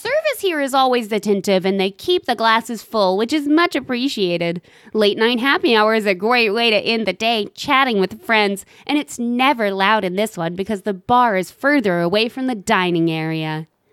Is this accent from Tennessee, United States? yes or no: yes; Tennessee, United States; I'm from Tennessee